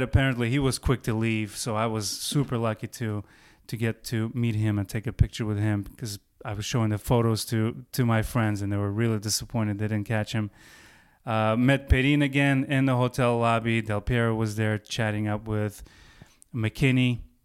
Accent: Baku, Azerbaijan; moved away; going back to my hometown of Baku, um, first time in about twenty years

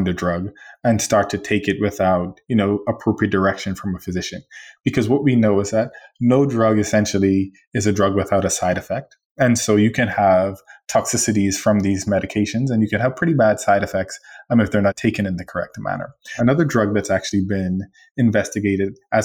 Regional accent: Bahamas; moved away; I'm from the Bahamas, and we are a country that has liberty

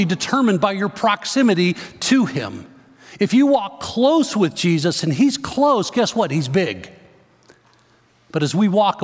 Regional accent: Chicago, Illinois, United States; Growing up in the Chicago area, I remember driving along the Dan Ryan Expressway into downtown Chicago

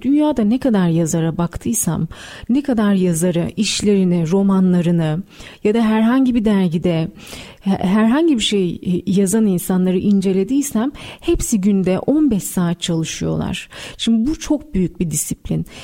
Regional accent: Istanbul, Turkey; also born or lived in Malatya; Malatya doğumluyum hatırlıyorum. Çok küçük yaşta e, babamın işinden dolayı Malatya'ya gidiyoruz. Hmm. Annem orada doğum yapıyor ve ardından e, bir yaşındayken daha bir yaşında bile olmadan İstanbul'a geri dönüyoruz.

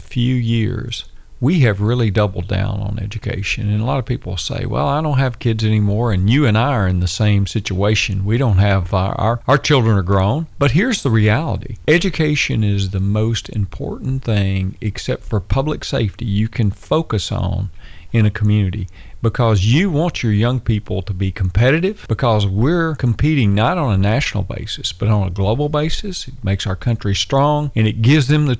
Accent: Madison, Tennessee, United States; I grew up in Madison

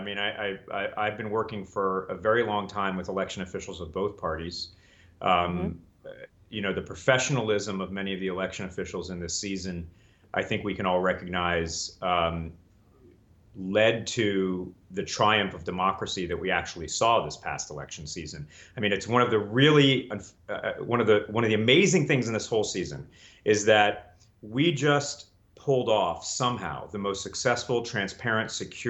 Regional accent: Colorado, United States; also born or lived in Delaware; I went to elementary school in Delaware. I went to high school in Colorado. I went to college and law school in Northern California.

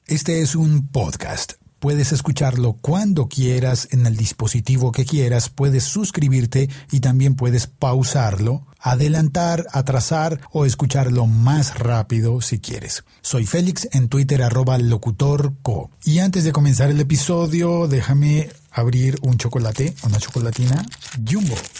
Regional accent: Bogotá, Colombia; A mí como bogotano

